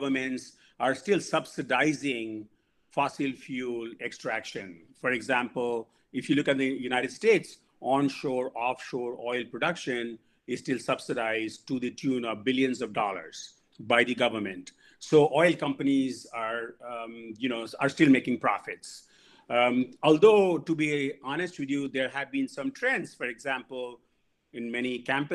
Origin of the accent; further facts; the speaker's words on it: India; moved away; I grew up in India